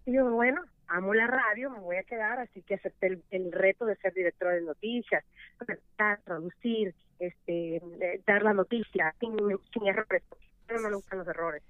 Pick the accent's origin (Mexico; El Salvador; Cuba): El Salvador; now in United States; soy la primera salvadoreña que ha durado 15 años en radio